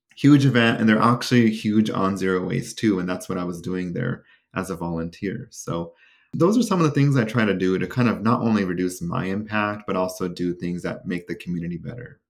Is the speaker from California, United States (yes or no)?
yes; Sacramento, California, United States; my hometown. of Sacramento.